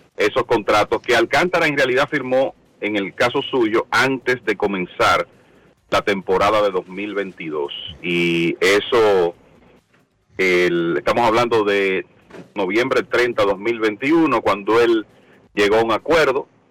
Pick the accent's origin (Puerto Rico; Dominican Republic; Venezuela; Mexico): Dominican Republic; para nosotros los dominicanos